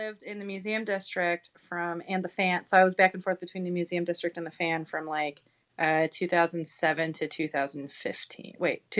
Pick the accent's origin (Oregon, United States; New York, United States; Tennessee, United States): New York, United States; Rochester; moved away as an adult; also born or lived in Richmond, Virginia; I grew up in Rochester, then I went to school in New York City, and then I moved to Richmond, Virginia, right after.